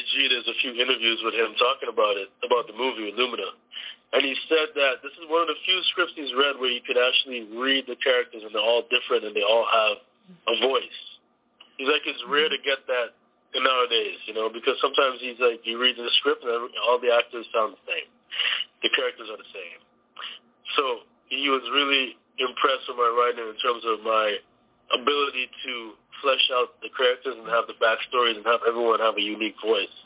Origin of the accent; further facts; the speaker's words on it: Toronto, Ontario, Canada; moved away; we're originally from Canada